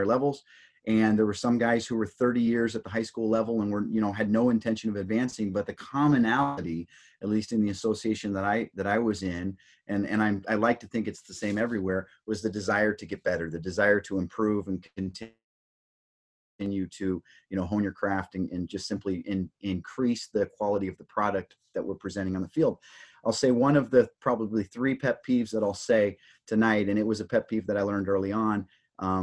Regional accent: Tempe, Arizona, United States; moved away as an adult; also born or lived in Southern California; I grew up in Tempe, Arizona, played high school football there

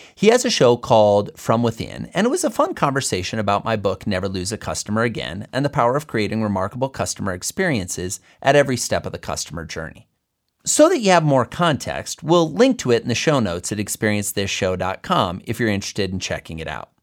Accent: Fort Dodge, Iowa, United States; my home state of Iowa, let alone my hometown of Fort Dodge

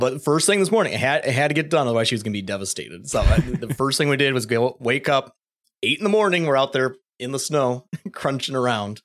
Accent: Michigan, United States; Growing up in Michigan, you know, eastern side of the state

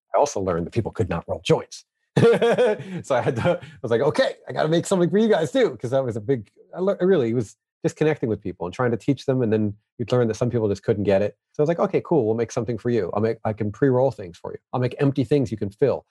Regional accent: New York, United States; me growing up in New York

